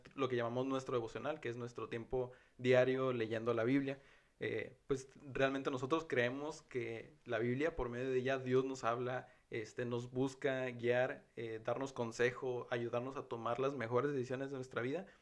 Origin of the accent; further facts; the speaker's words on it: northern border, Mexico; Hombres mexicanos, fronterizos